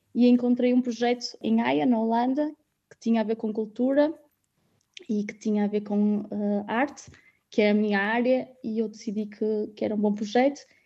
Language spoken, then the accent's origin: Portuguese; Guimarães, Norte, Portugal; moved away as an adult; also born or lived in London, United Kingdom / Netherlands; now in The Hague, Netherlands; Eu sou de Guimarães, óbvio que o meu sentimento de casa é sempre lá